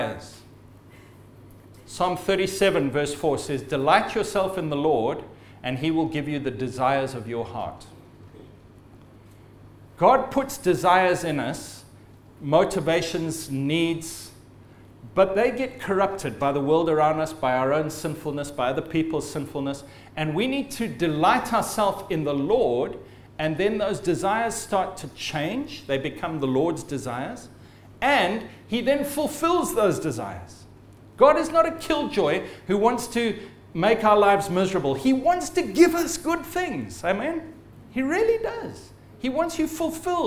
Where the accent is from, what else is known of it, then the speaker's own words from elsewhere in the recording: Zimbabwe; I'm of Scottish descent, but I was born in Zimbabwe